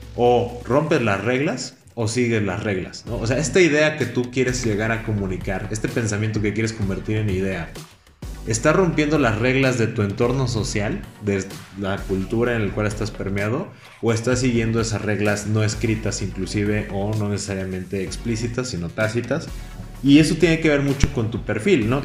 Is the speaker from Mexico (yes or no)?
yes; Mexico; como México y como mexicanos